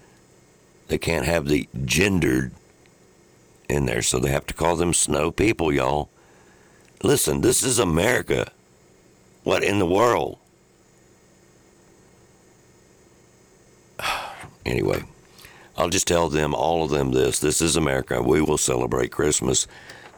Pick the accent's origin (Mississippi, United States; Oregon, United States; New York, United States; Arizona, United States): Mississippi, United States; Holmes County; when I was growing up in Holmes County.